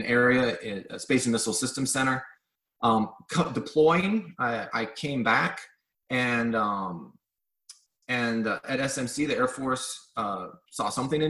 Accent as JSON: {"language": "English", "town": "Los Angeles", "region": "California", "country": "United States", "tie": "born or raised there", "said": "I grew up in Los Angeles"}